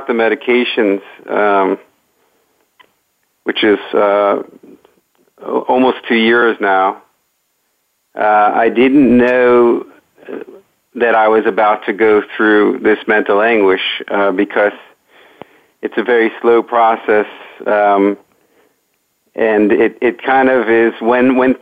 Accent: Great Neck, New York, United States; I grew up in Great Neck, New York

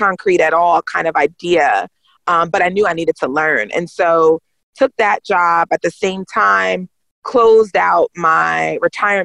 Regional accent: United States; growing up in America

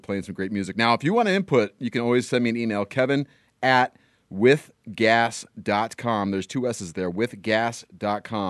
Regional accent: Northridge, California, United States; my hometown, Northridge, California

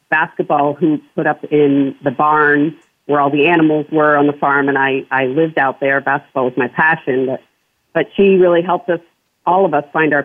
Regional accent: New Hampshire, United States; I grew up in small town New Hampshire on a farm

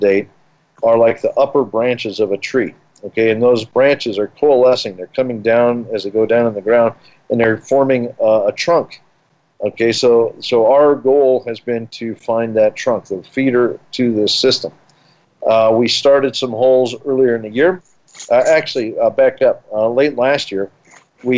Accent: Colorado, United States; I grew up here in Colorado.

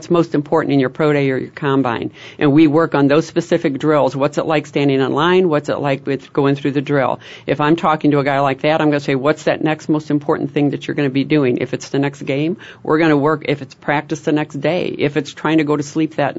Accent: Chicago, Illinois, United States; don't make fun of this way I say wash. Yeah. I'm from Chicago

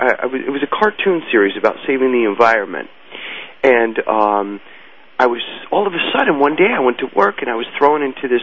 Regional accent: New York City, New York, United States; also born or lived in New Jersey; I went to school in the Bronx. I was born in New Jersey, and I wound up finishing school in the Bronx.

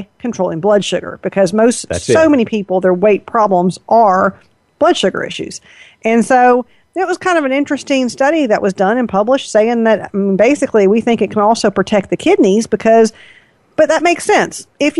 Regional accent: the South, United States; I'm from the South.

